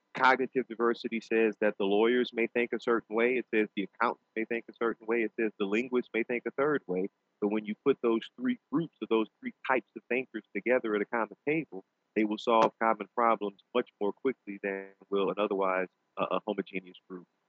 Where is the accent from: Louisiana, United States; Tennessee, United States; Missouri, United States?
Louisiana, United States; New Orleans; in my native language of gumbo, uh, being from New Orleans